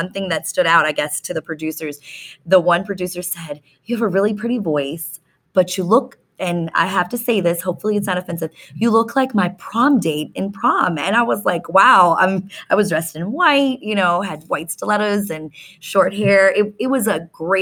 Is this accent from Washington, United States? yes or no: no; Reston, Virginia, United States; I grew up in Northern Virginia in Reston, about 40 minutes away. So I'm a local